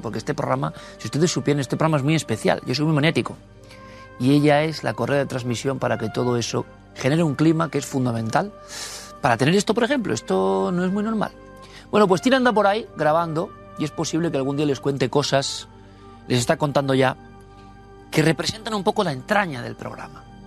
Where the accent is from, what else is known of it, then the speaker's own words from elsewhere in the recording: Spain; como español